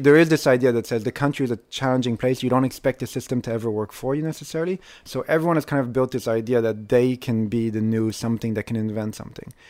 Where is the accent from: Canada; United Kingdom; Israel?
Israel